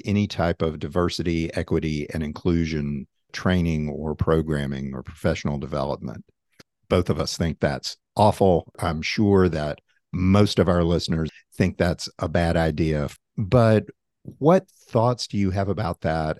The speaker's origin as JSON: {"language": "English", "region": "Tennessee", "country": "United States", "tie": "born or raised there", "said": "One is from my home state, which is Tennessee."}